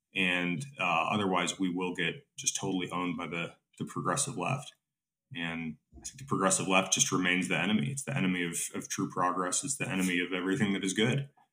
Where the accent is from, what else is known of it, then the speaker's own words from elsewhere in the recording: United States; as an American